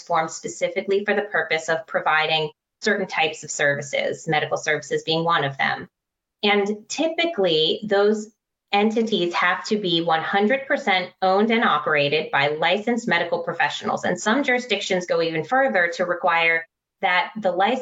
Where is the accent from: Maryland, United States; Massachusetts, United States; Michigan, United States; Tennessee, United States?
Maryland, United States; Maryland, which is my home state